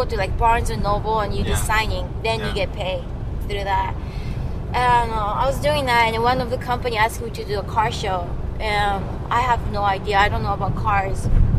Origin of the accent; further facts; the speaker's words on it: Japan; moved away; I said, I'm from Japan.